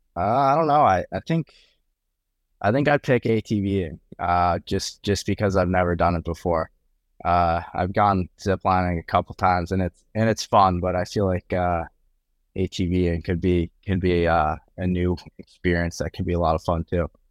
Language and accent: English; Boston, Massachusetts, United States; growing up in Boston